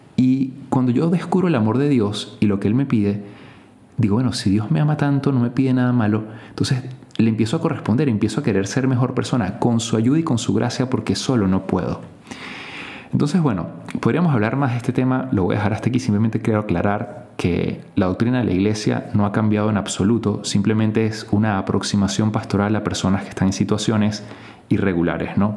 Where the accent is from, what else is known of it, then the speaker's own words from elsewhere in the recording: Venezuela; En Venezuela, en mi país